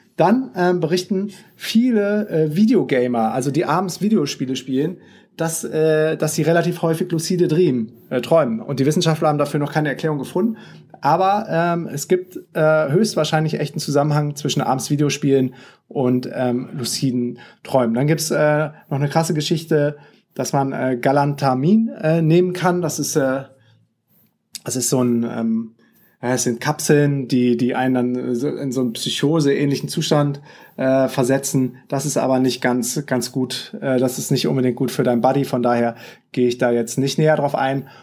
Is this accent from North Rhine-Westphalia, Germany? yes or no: yes; Düsseldorf, North Rhine-Westphalia, Germany; das ist nämlich meine Heimatstadt